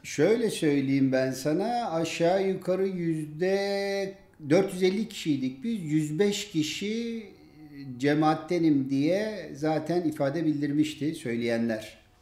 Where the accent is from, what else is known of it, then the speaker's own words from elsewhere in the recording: Diyarbakır, Diyarbakır Province, Turkey; Diyarbakırlı bir Kürt olarak